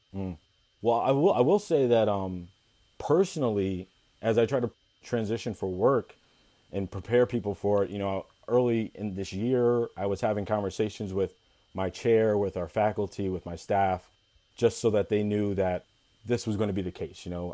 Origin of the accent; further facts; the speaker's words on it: Ithaca, New York, United States; I was born and raised in Ithaca, New York.